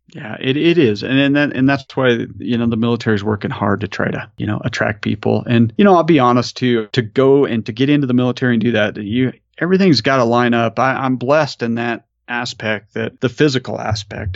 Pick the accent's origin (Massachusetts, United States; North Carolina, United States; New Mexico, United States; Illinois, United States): New Mexico, United States; I'm from New Mexico.